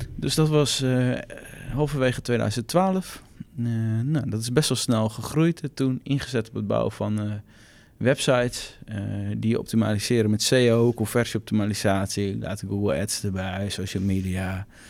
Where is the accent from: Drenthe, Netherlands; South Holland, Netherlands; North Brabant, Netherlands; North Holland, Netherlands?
Drenthe, Netherlands; Assen; moved away as an adult; now in Groningen, Netherlands; geboren in Assen. Op een gegeven moment voor de opleiding commerciële economie ben ik naar Groningen verhuisd. Daar woon ik nog steeds.